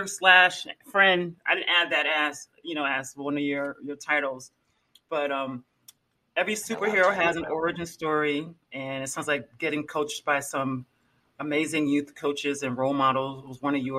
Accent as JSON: {"language": "English", "region": "Delaware", "country": "United States", "tie": "born or raised there", "moved": "as an adult", "said": "I grew up in Delaware. It's a very small state"}